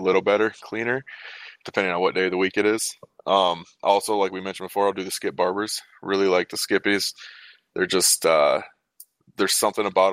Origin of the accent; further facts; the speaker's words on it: Wisconsin, United States; moved away as an adult; also born or lived in Arkansas; I moved back up here to my home state of Wisconsin